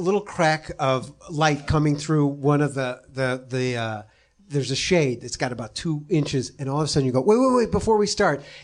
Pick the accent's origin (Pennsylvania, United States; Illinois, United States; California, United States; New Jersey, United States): Illinois, United States; Chicago; I'm from Chicago